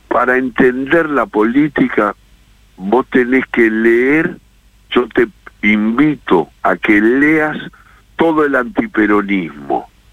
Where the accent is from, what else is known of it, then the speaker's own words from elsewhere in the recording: Buenos Aires, Argentina; me crié en un barrio jugando en la calle, esa vieja historia que se menciona de los barrios porteños, soy recontra porteño